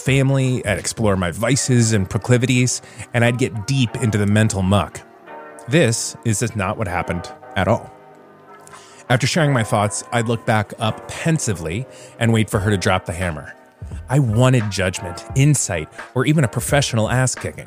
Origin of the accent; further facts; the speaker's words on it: Florida, United States; now in Virginia, United States; my home state of Florida, where everything is always green